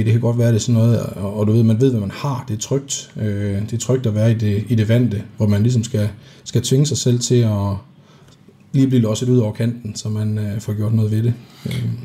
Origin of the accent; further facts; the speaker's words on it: Denmark; vi er fra Jylland